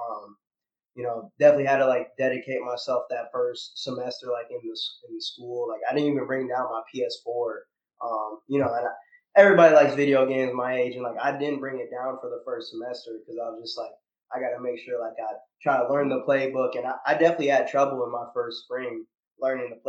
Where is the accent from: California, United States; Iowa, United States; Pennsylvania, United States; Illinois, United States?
Iowa, United States; Iowa City; moved away as an adult; now in Houston, United States; I'm from Iowa City, Iowa originally.